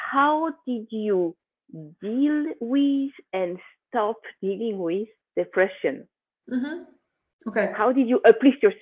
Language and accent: English; Switzerland; I mean, I come from Switzerland.